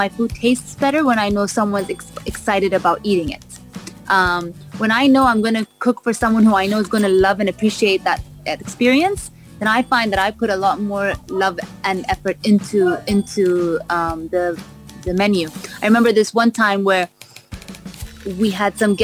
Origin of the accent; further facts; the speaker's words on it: Vancouver, British Columbia, Canada; also born or lived in London; now in Dubai, United Arab Emirates; I was born in London. I was raised in Vancouver